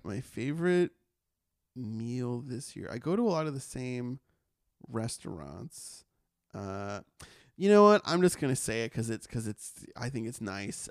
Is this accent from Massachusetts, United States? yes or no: yes; Massachusetts, United States; moved away; where I grew up in Massachusetts